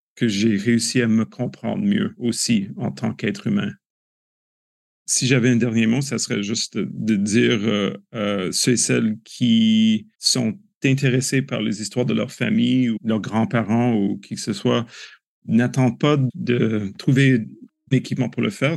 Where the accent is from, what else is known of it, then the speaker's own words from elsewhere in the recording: Canada; En tant que Canadien